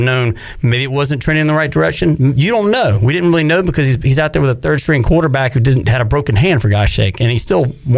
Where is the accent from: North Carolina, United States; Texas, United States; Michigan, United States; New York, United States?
North Carolina, United States; I couldn't believe we just beat NC State in basketball. Because growing up on Tobacco Road, that was a dream.